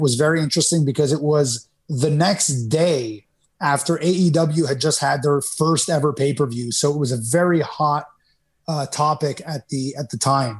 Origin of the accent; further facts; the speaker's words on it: Canada; where I was growing up in Canada